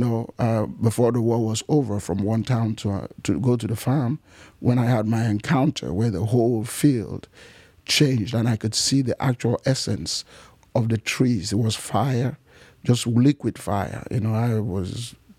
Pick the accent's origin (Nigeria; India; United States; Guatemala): Nigeria; also born or lived in Cameroon; I was raised in Nigeria. I was raised partly in Nigeria, partly in Cameroon